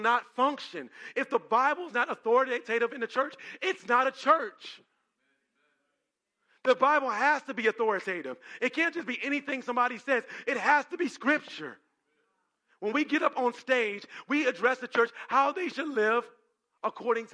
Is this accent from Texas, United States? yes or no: no; Cleveland, Ohio, United States; I'm from Cleveland